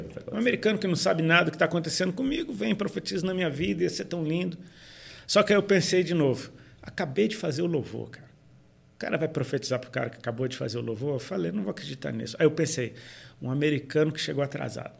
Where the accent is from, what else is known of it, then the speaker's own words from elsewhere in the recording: Brazil; a gente é brasileiro